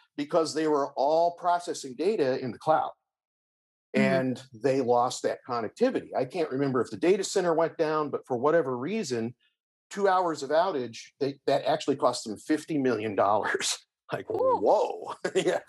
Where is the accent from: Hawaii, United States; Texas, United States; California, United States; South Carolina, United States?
California, United States; Berkeley; I grew up in the San Francisco Bay Area, specifically in Berkeley.